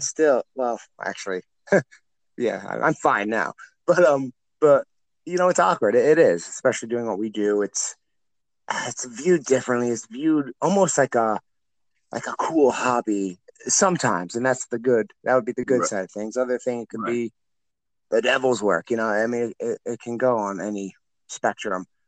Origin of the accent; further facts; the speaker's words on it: Illinois, United States; also born or lived in Iowa; born and raised in Illinois side, but I'm literally on the border